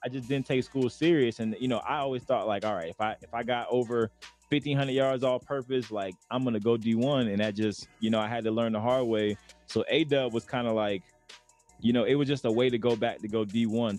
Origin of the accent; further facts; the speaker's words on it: Lakeland, Florida, United States; moved away as an adult; also born or lived in Arizona; now in Denver, United States; I grew up in Lakeland, Florida